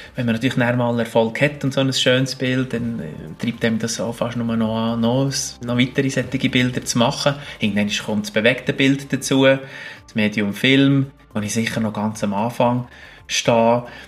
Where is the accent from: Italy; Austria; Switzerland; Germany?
Switzerland; Bern; moved away; also born or lived in Alaska; Obwohl ich zwar zu Bern lange daheim war und, und als Berner